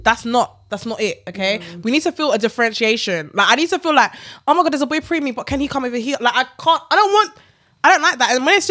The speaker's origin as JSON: {"language": "English", "country": "Ghana"}